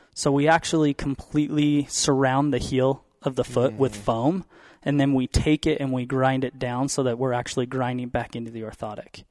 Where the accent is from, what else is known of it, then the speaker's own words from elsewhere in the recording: Utah, United States; I grew up in Utah